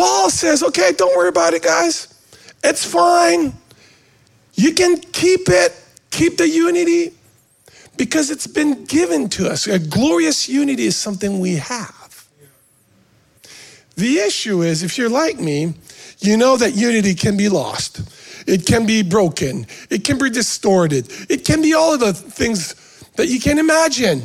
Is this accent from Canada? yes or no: yes; Canada; now in United States; I was an American before being a Canadian because I was born here, right? So my dad used to be a maple syrup maker, whatever, right? So I grew up going to the sugar shack